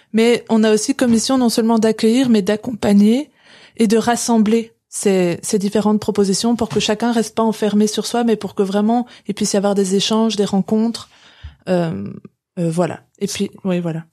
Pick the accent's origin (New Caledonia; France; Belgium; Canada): Belgium; Brussels, Brussels-Capital Region; je suis belge et j'habite à Bruxelles depuis toujours